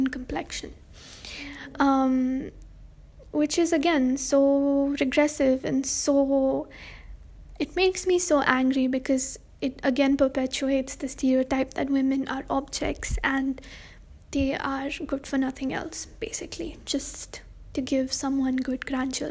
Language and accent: English; India; I'm brown, I'm Indian, and I am a girl